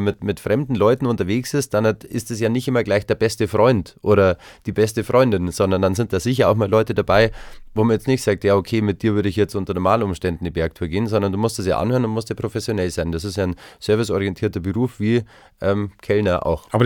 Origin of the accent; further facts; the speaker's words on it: Konstanz, Baden-Württemberg, Germany; now in Tegernsee, Germany; Also ich komme aus Konstanz vom Bodensee